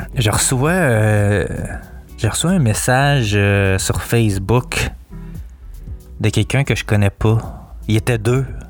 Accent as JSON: {"language": "French", "town": "Montreal", "region": "Quebec", "country": "Canada", "tie": "born or raised there", "said": "je suis natif de Montréal"}